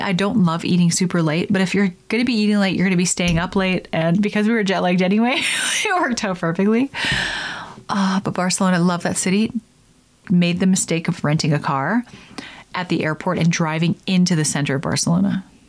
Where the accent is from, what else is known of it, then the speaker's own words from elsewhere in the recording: Canada; I'm Canadian